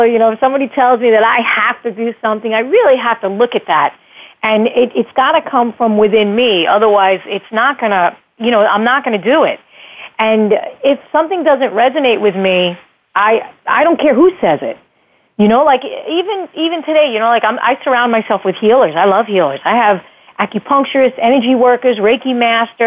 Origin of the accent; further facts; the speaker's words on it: United States; as an American kid growing up in the 70s